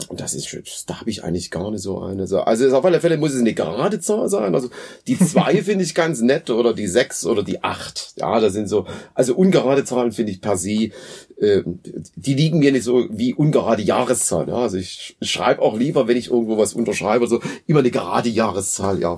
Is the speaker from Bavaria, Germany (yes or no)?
no; Dresden, Saxony, Germany; ich komme aus Dresden und bin jetzt hier schon so eine ganze Weile auch an der Hochschule in Schmalkalden tätig